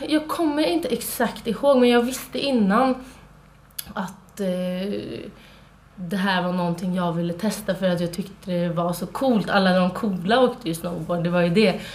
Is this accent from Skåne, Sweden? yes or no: no; Trollhättan, Västra Götaland, Sweden; moved away; Jag eh, kommer från Trollhättan